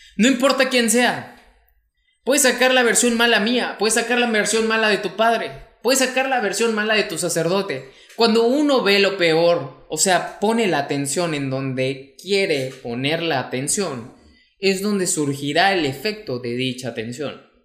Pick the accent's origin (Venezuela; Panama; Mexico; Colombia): Mexico; mexicano, emprendedor y empresario